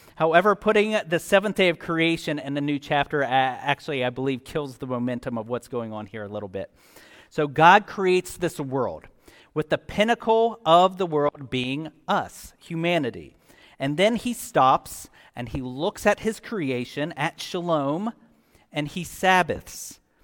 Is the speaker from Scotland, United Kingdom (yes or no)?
yes; Scotland, United Kingdom; I'm Scottish